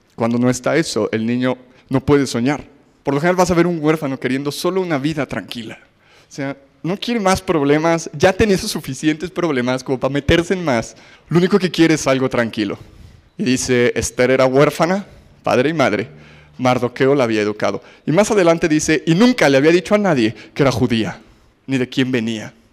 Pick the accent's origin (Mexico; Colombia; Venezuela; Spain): Mexico; los judíos y mexicanos somos parecidos